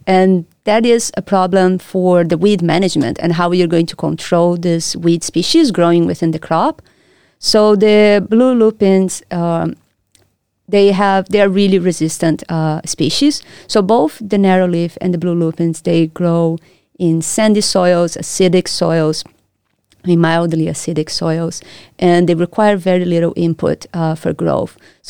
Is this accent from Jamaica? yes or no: no; Brazil; moved away as an adult; also born or lived in Rio de Janeiro; now in Perth, Australia; I'm from Brazil, where I did my bachelor's and I did my master's studies. So I'm from Brazil. That's where I did my undergrad, and that's also where I did my master's at the Federal University of Rio de Janeiro.